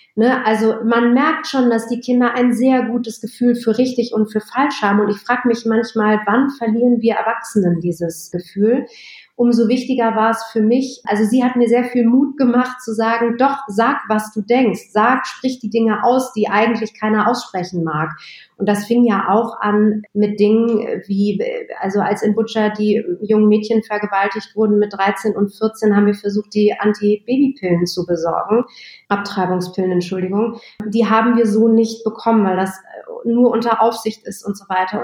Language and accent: German; Berlin, Germany; Ich bin in Westberlin groß geworden